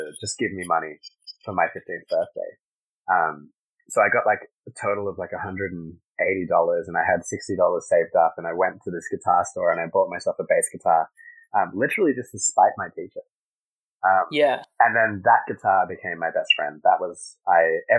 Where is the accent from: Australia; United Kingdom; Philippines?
Australia; Sydney, New South Wales; also born or lived in Caracas, Venezuela; my parents moved to Australia in 1992. So I grew up in Sydney